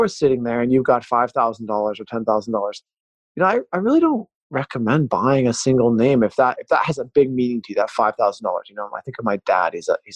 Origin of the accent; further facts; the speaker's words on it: Pacific Northwest, United States; growing up in the Pacific Northwest